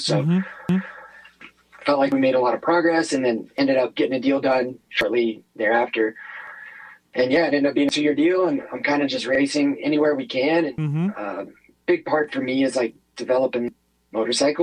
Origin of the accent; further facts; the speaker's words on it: United States; I'm American through and through